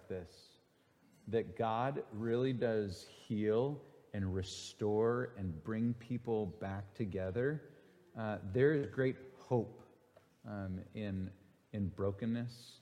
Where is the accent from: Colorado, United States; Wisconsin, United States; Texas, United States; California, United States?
Wisconsin, United States; Green Bay; moved away; I am from Green Bay, Wisconsin, the motherland, America's team.